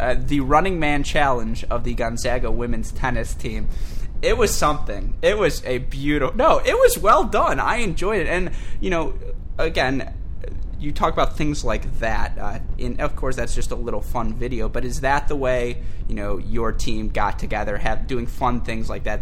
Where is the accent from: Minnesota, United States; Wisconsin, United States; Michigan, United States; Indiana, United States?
Michigan, United States; born and raised in Michigan